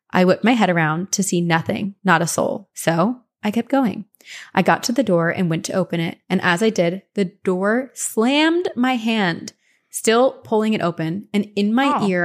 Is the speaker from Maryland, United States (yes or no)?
no; Cleveland, Ohio, United States; also born or lived in Tampa; I grew up in Cleveland and went to high school in Tampa and did my first year of college in Boston.